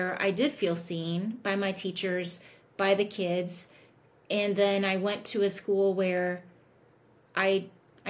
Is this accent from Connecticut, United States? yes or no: no; Indianapolis, Indiana, United States; I grew up in Indianapolis